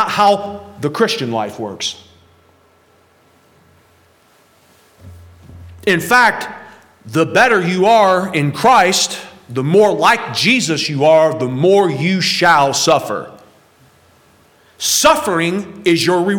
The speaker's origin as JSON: {"language": "English", "country": "United States", "said": "especially as Americans"}